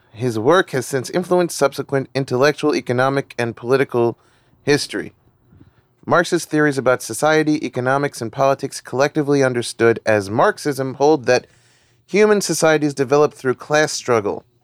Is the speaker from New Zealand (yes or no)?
no; United States; growing up in America